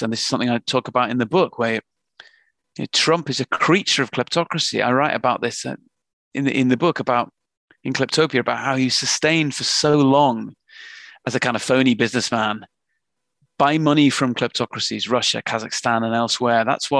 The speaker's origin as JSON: {"language": "English", "region": "England", "country": "United Kingdom", "lives_now": "London, United Kingdom", "said": "We're both from Northern England."}